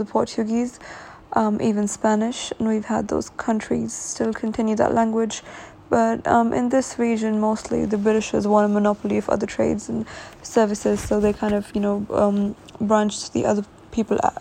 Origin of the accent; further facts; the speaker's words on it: Lahore, Punjab, Pakistan; coming from my home country, Pakistan, and in Lahore